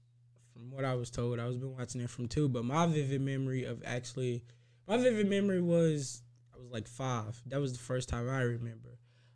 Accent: Mississippi, United States; now in Indianapolis, United States; I live in Indy, but I'm from Mississippi.

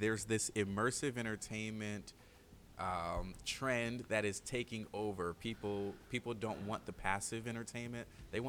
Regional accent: Cleveland, Ohio, United States; now in Orlando, United States; I am originally from Cleveland, Ohio. And I have some family who live here

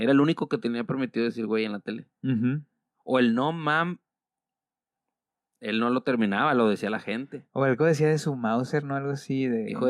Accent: Mexico; Soy mexicano, sí les puedo decir eso.

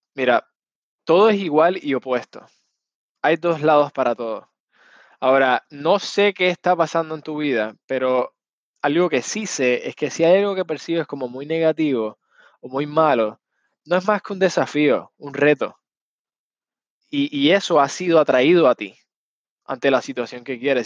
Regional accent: Puerto Rico; Yo soy puertorriqueño

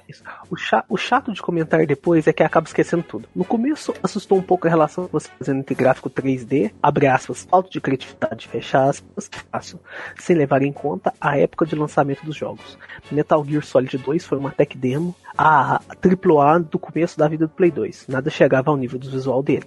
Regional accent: Minas Gerais, Brazil; accent: mineiro; Sotaque mineiro? Eu acho que eu não falo muito uai

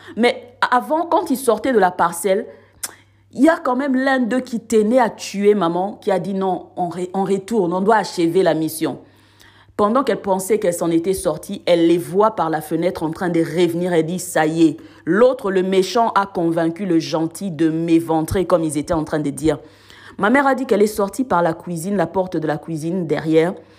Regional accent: Gombe, Kinshasa, DR Congo; moved away as an adult; also born or lived in South Africa; now in France; là où je résidais avec ma mère, euh, au pays, à Gombe

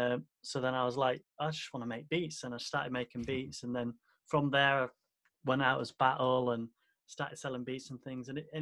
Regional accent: England, United Kingdom; born or raised there

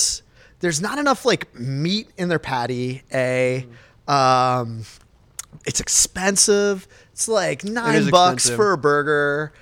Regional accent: Chambersburg, Pennsylvania, United States; moved away as an adult; also born or lived in New York City; now in California, United States; my hometown in Chambersburg, Pennsylvania

